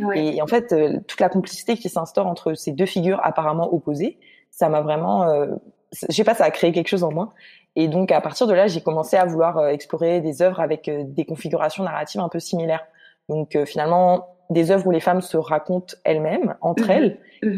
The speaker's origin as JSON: {"language": "French", "country": "Guadeloupe", "tie": "born or raised there", "also_born_or_lived": "Martinique", "moved": "as an adult", "lives_now": "Montreal, Canada", "said": "je suis née en Martinique et j'ai grandi en Guadeloupe. Donc en fait, euh, toute mon enfance et ma vie d'adolescence, je les ai passées en Guadeloupe"}